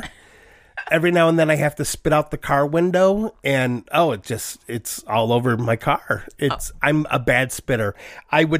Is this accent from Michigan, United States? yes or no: yes; Troy, Michigan, United States; I'm from Troy, the city of tomorrow today